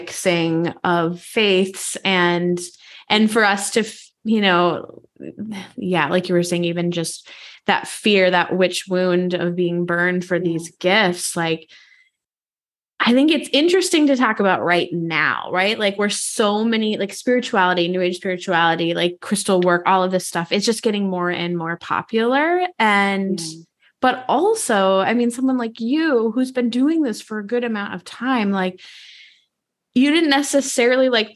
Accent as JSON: {"language": "English", "region": "Midwest", "country": "United States", "tie": "born or raised there", "said": "I grew up in the Midwest as well"}